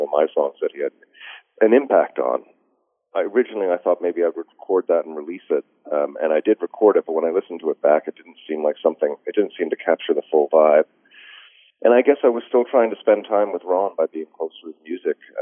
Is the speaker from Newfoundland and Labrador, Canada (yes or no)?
yes; Newfoundland and Labrador, Canada; as a Newfoundlander